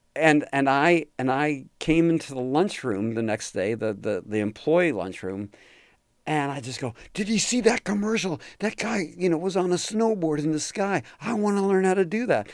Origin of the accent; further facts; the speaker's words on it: outside New York City, United States; moved away as an adult; also born or lived in California; I grew up just outside of New York City and, you know, hour or less, hour and change outside of New York City in a suburb